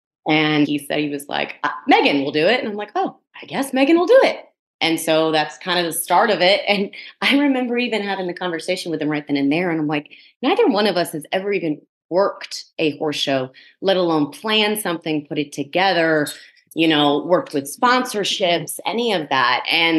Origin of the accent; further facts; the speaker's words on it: New Jersey, United States; just growing up in Jersey since I was a kid.